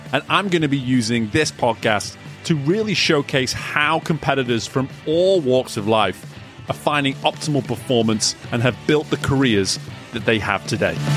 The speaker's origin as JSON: {"language": "English", "region": "England", "country": "United Kingdom", "accent": "English", "moved": "yes", "said": "a fellow English person"}